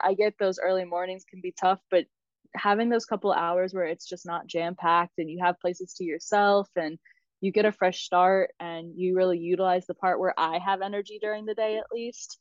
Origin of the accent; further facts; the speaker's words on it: South Carolina, United States; moved away as an adult; also born or lived in Georgia; now in Austria; I grew up in South Carolina. So um, I was actually born in Georgia, but we moved when I was about two. So South Carolina has always been home for me